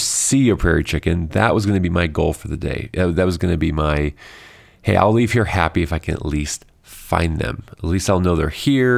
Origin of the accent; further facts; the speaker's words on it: Illinois, United States; growing up in Illinois